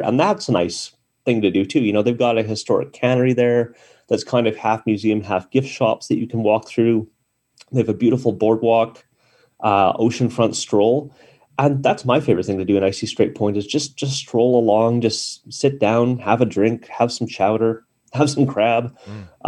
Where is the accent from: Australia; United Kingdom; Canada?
Canada; I'm Canadian